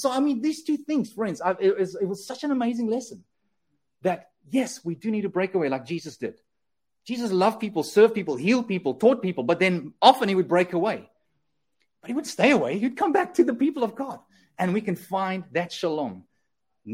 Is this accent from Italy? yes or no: no; South Africa; now in Canada; we as South Africans